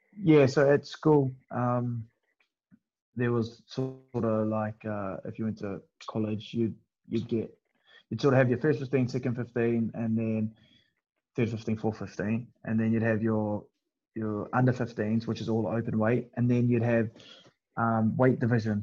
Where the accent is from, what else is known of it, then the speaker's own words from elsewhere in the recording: New Zealand; moved away as an adult; now in England, United Kingdom; I come from New Zealand where like we don't have any